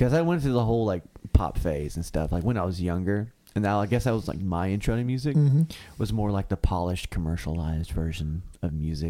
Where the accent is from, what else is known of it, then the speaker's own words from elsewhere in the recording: Benton, Kentucky, United States; also born or lived in Paducah, Kentucky; now in Murray, United States; I moved to Murray. I was living in Marshall. I was born in Paducah, actually.